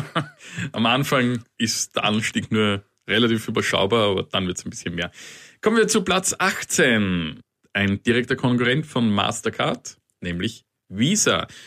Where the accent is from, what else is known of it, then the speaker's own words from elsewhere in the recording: Austria; bei uns in Österreich